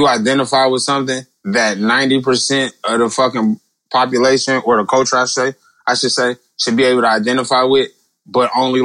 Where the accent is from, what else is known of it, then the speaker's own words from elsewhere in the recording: Detroit, Michigan, United States; I'm from the west side all day, nigga. I'm from Joy Road all fucking day